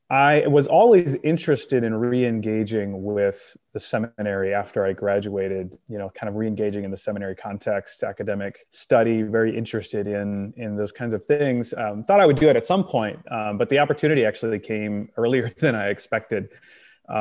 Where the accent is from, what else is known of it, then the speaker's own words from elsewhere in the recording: Northern Indiana, United States; moved away as an adult; now in Grand Rapids, United States; So I am originally from Indiana. I grew up in Northern Indiana, moved to Grand Rapids.